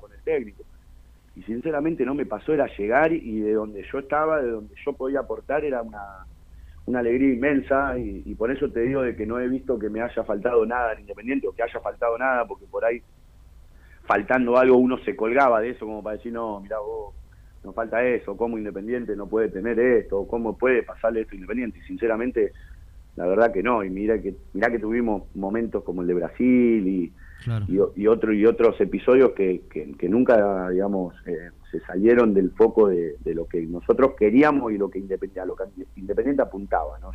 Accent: Berazategui, Buenos Aires Province, Argentina; yo soy de Brazate

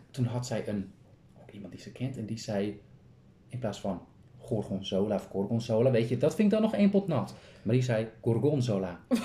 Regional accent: Kop van Noord-Holland, North Holland, Netherlands; we komen zelf uit Noord-Holland. Kopje Noord-Holland. Mhm. Eh, kopje, gewoon de kop van Noord-Holland.

